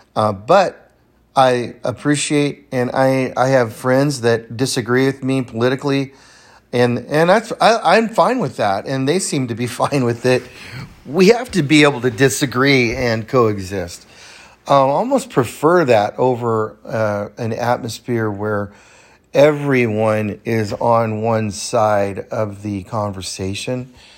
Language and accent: English; the Sierras, California, United States; now in Bend, United States; I grew up in the Sierras in California